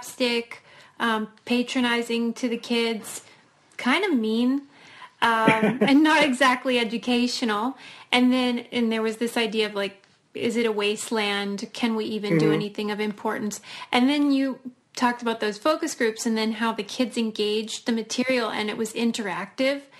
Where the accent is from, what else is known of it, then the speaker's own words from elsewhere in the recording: Pittsburgh, Pennsylvania, United States; I'm from Pittsburgh, so I'm a Fred Rogers enthusiast